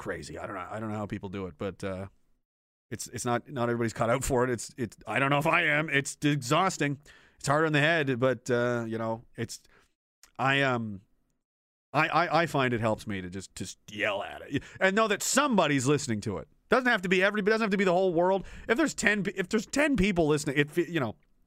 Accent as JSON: {"language": "English", "region": "Nova Scotia", "country": "Canada", "tie": "born or raised there", "said": "I was born in Nova Scotia. I grew up there."}